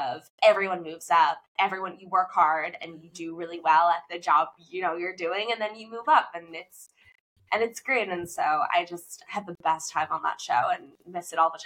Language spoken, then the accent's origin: English; Fort Lauderdale, Florida, United States; moved away as an adult; also born or lived in Durham, North Carolina / Los Angeles; I grew up in Florida, South Florida, Fort Lauderdale